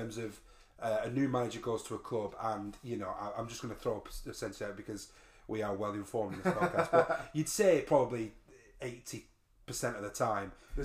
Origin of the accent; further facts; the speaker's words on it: the Northwest, North West England, United Kingdom; we are from the Northwest